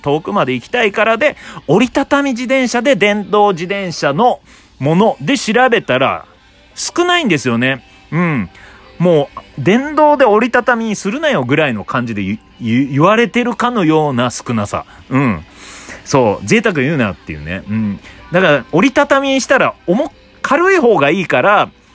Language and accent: Japanese; Obihiro, Hokkaido, Japan; now in Tokyo, Japan; 僕の故郷が北海道の帯広